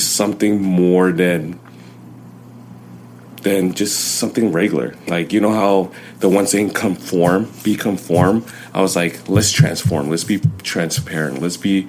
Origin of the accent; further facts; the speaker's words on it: Inglewood, California, United States; first language Chinese, Vietnamese; English is a second language; I was born in Inglewood